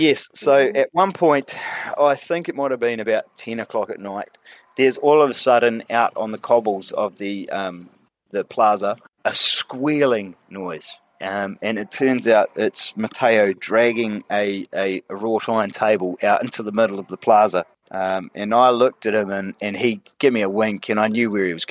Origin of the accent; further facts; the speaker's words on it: New Zealand; I was the only actual Kiwi